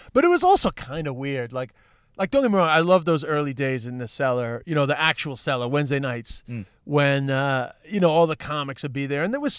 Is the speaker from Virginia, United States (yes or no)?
no; New York, United States; accent: New York; I mean, I'm just an Irish comedian with a New York accent, so that's just the way that it is.